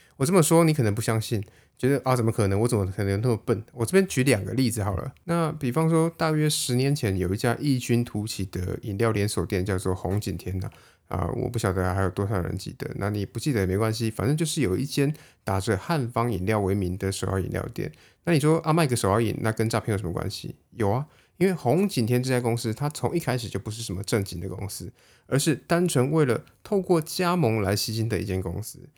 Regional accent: Taiwan; 我们台湾人

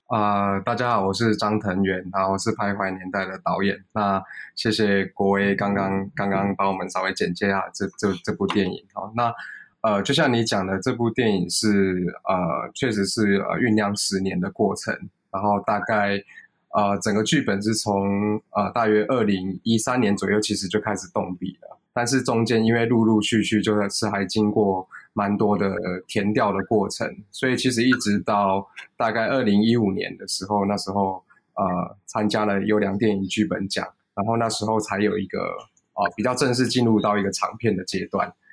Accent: Taiwan; 其实我就是， 就是土生土长的，的，的，的台湾人

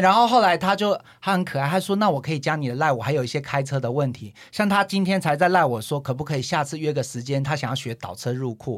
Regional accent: Taichung, Taiwan; 我是台中的

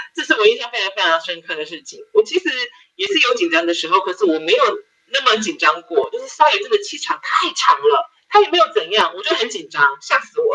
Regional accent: Taiwan; 我们台湾这边

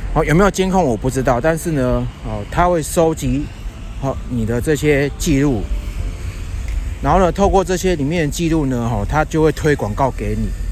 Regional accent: Yilan, Yilan County, Taiwan; now in Taipei, Taiwan; 我现在人呢，是在我的老家，哦，在宜兰

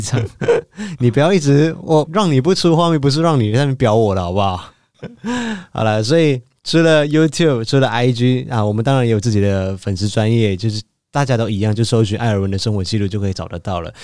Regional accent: Malaysia; moved away as an adult; now in Taiwan; 我是一个马来西亚人

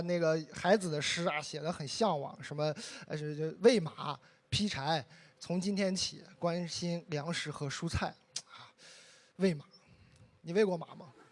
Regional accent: Inner Mongolia, China; moved away; 我是一个内蒙人

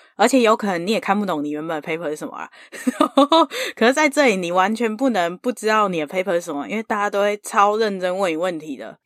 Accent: Taiwan; moved away as an adult; now in United States; 小时候在台湾的时候

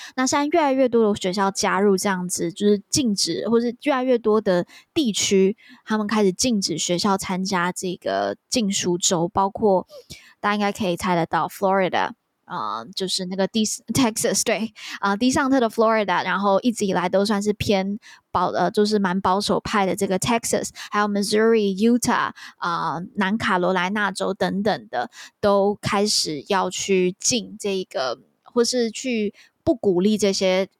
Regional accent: Taiwan; 我们台湾人

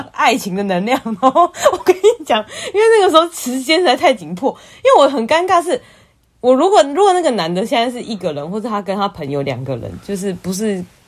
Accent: Taiwan; 我是台湾人

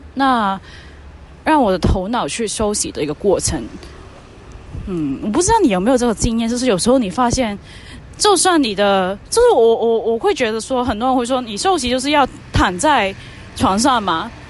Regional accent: Hong Kong; Chinese is a second language; moved away as an adult; now in Taiwan; 我是一个以前在香港当记者的一个。就是来台湾这边念书的什么什么香港女生

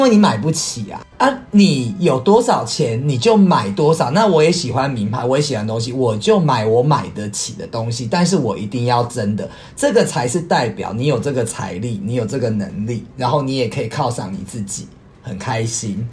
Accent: Taiwan; 所以回到我们台湾这边呢

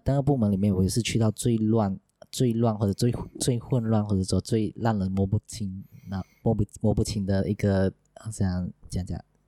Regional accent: Sarawak, Malaysia; now in Johor, Malaysia; 我来自沙拉哇，不过目前在 Roadflow 做广播

